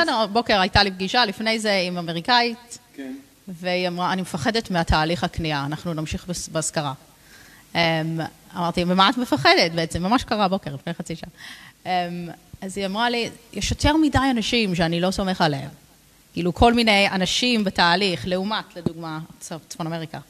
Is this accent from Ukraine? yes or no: no; London, United Kingdom; Hebrew is a second language; moved away as an adult; also born or lived in Jerusalem; now in Ra'anana, Israel; אני נולדתי וגדלתי בלונדון